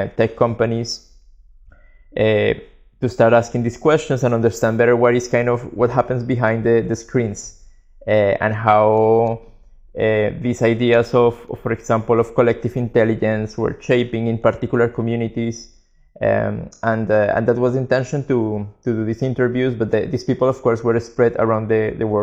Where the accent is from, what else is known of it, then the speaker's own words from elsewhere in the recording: Colombia; moved away as an adult; now in Barcelona, Spain; we're both from Colombia, and we moved to Barcelona in 2009